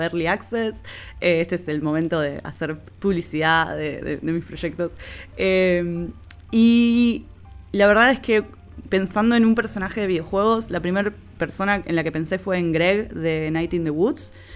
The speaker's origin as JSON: {"language": "Spanish", "town": "Rosario", "region": "Santa Fe", "country": "Argentina", "said": "de Rosario, Argentina. Se darán cuenta por el acento."}